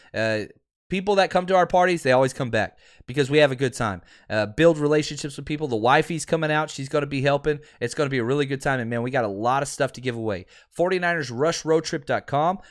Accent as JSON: {"language": "English", "region": "Texas", "country": "United States", "said": "I'm from Texas. We, we speak funny."}